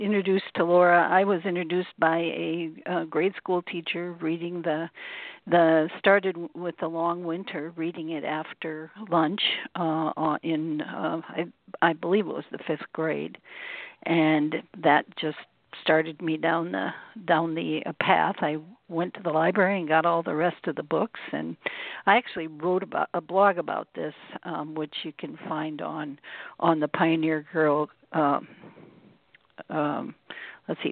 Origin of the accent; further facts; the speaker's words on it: Mitchell, South Dakota, United States; I was born and raised in Mitchell, South Dakota